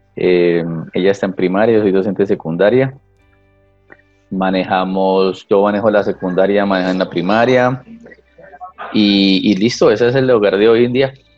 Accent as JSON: {"language": "Spanish", "town": "La Mesa", "region": "Cundinamarca", "country": "Colombia", "tie": "born or raised there", "also_born_or_lived": "Bogotá", "said": "Yo nací en Bogotá, pero fui criado parte en la mesa"}